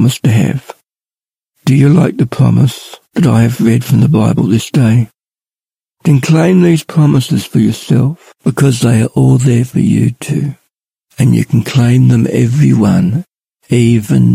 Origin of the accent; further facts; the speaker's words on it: Ballarat, Victoria, Australia; I'm from Ballarat.